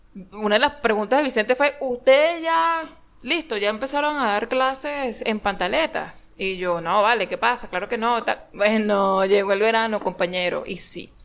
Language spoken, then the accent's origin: Spanish; Venezuela; moved away; uno viene en, en, de, de Venezuela